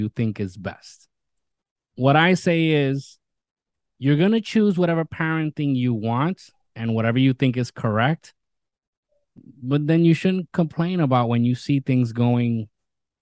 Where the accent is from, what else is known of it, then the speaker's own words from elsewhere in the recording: New York City, New York, United States; my hometown, New York City